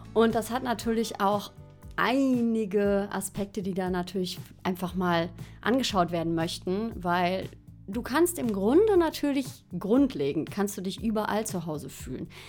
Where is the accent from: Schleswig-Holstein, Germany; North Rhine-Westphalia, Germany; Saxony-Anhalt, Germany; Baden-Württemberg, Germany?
North Rhine-Westphalia, Germany; Xanten; moved away as an adult; also born or lived in Cologne; now in Lenggries, Germany; Ich bin in Xanten groß geworden. Da habe ich gewohnt, bis ich 19 war.